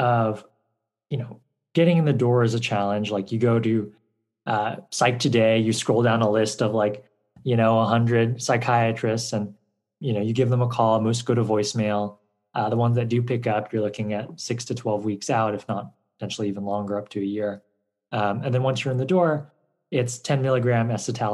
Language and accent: English; Nashville, Tennessee, United States; moved away as an adult; also born or lived in Stanford, California; I grew up in Nashville